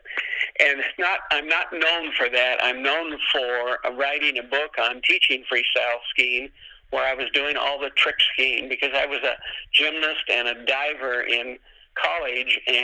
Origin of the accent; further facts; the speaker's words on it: the Northwest, Pacific Northwest, United States; I grew up in the Northwest and I started skiing at 15 years old